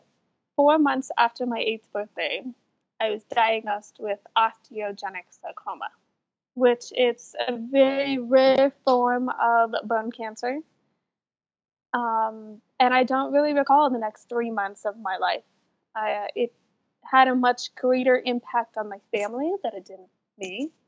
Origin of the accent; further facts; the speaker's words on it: Salt Lake City, Utah, United States; I am from Salt Lake City, Utah. So born, raised, I still live here.